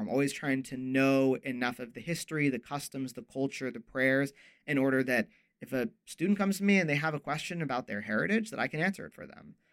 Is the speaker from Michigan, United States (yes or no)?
no; Ohio, United States; I am from Ohio.